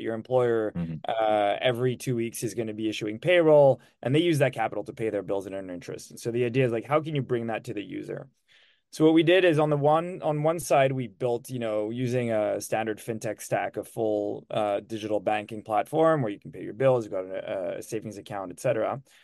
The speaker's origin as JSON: {"language": "English", "country": "Switzerland", "also_born_or_lived": "Lucerne", "moved": "as an adult", "lives_now": "United States", "said": "I'm from Switzerland and I've been in the US for 10 years now"}